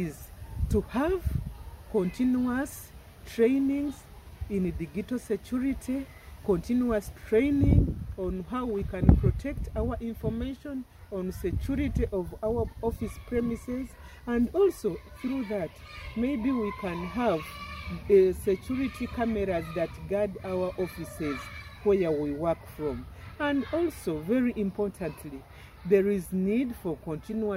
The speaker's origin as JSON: {"language": "English", "region": "Bunyoro", "country": "Uganda", "first_language": "Runyoro", "second_language": "English", "said": "My native language is Runyoro"}